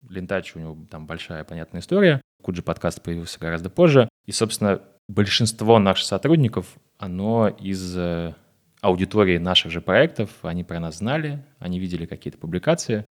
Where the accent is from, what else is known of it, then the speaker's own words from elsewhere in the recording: Moscow, Russia; я из Москвы, мне 25 лет.